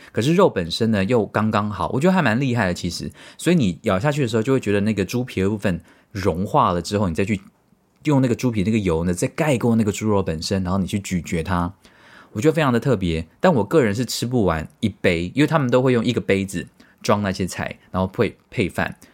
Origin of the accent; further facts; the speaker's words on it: Tainan, Taiwan; 从小在台南市长大的我